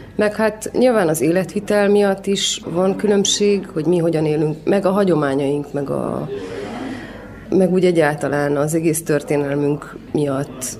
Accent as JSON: {"language": "Hungarian", "town": "Cluj-Napoca", "region": "Cluj County", "country": "Romania", "tie": "born or raised there", "said": "én itt nőttem fel Kolozsáron"}